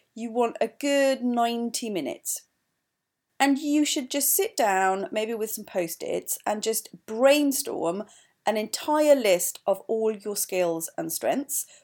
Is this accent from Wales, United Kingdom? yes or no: yes; Wales, United Kingdom; moved away as an adult; also born or lived in East London; now in London, United Kingdom; I'm also Welsh.